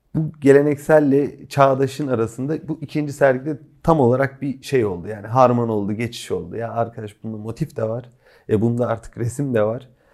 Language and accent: Turkish; Kütahya, Turkey; Kütahyalıyız. Yani çocukluğumuz da Kütahya'ya geçti.